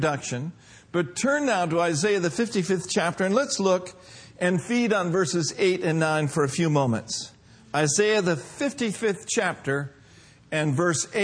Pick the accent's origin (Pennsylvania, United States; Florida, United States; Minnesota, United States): Minnesota, United States; Minneapolis; now in Union City, United States; my hometown in Minneapolis, Minnesota